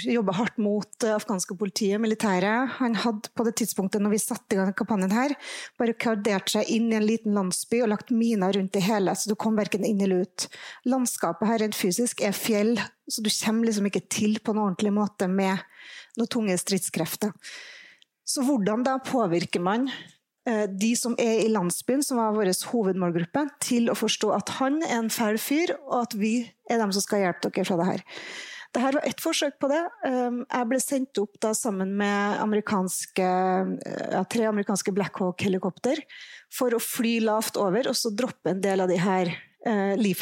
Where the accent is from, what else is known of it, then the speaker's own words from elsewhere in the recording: Trondheim, Trøndelag, Norway; jeg vet ikke om jeg kan si at jeg er fra nord når jeg er fra Trondheim